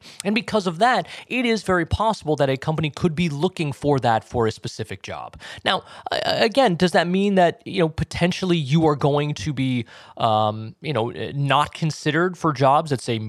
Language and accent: English; Boston, Massachusetts, United States; accent: Boston; I'm from Boston. I'm from the Boston area, grew up there. And I had it wasn't super thick, but I had a noticeable Boston accent when I was growing up